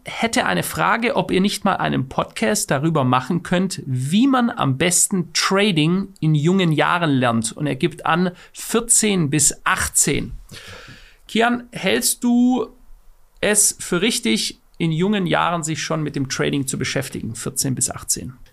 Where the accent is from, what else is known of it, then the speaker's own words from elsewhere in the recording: Germany; Ich bin Deutscher und ich fühle mich als Deutscher